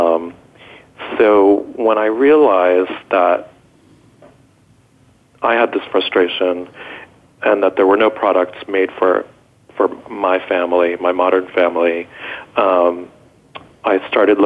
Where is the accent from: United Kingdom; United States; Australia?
United States; Westchester, New York; also born or lived in Israel; I was born in Israel, and we moved here when I was a little boy. And I grew up in Westchester, New York